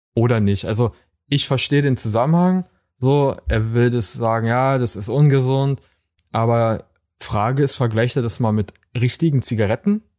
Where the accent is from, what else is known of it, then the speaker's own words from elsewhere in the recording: Brandenburg, Germany; aus Brandenburg.